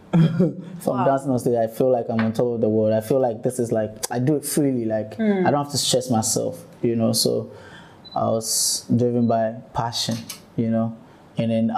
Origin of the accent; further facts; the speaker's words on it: Ashaiman, Greater Accra, Ghana; I come from Ashaiman.